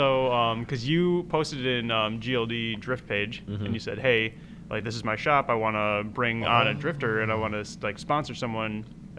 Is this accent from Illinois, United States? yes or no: yes; Glen Ellyn, Illinois, United States; also born or lived in Wheaton, Illinois / Elmhurst, Illinois / Winona, Minnesota; I grew up around here, like in the suburbs of Chicago. So I grew up in Glen Ellen. I lived in Wheaton, Elmhurst. I went to school up in Minnesota for a couple of years.